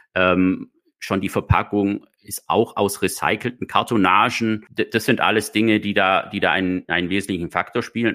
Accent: Germany; also born or lived in Baden-Württemberg; bei uns in Deutschland

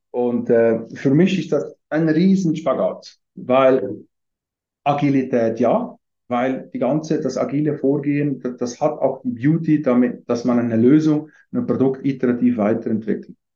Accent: Valais, Switzerland; aufgewachsen bin ich in Wallis, Süd, Südschweiz

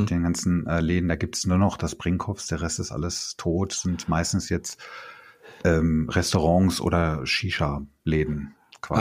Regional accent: Bochum, North Rhine-Westphalia, Germany; Ich bin in der Hustadt äh, bin ich aufgewachsen

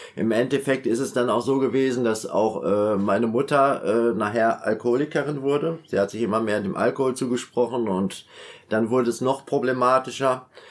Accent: Münster, North Rhine-Westphalia, Germany; bin in Münster aufgewachsen. Ich komme ursprünglich aus Münster in Westfalen

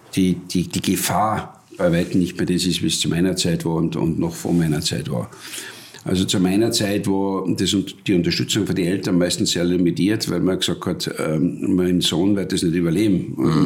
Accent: Wörgl, Tyrol, Austria; dort, wo ich aufgewachsen bin in Tirol

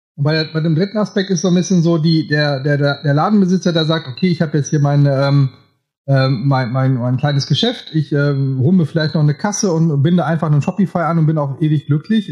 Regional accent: Münsterland, North Rhine-Westphalia, Germany; Also ich komme ja hier auch aus Münsterland, bin nicht so weit weg von dir

